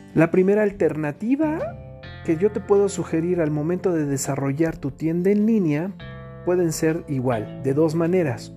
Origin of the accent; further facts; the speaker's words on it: Mexico; entre todos los mexicanos